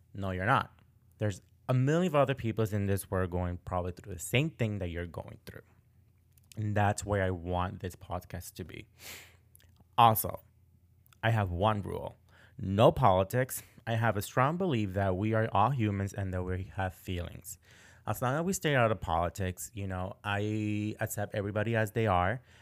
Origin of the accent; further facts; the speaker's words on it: Boston, Massachusetts, United States; moved away as an adult; also born or lived in Florida; now in Portland, Maine, United States; I grew up in Boston, Massachusetts